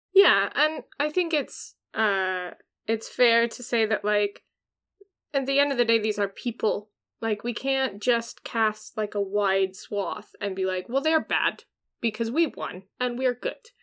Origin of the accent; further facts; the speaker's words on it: Washington, United States; I'm from Washington